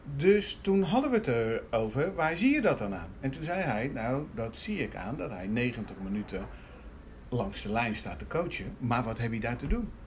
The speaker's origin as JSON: {"language": "Dutch", "town": "Rotterdam", "region": "South Holland", "country": "Netherlands", "said": "nou ben ik een Rotterdammer"}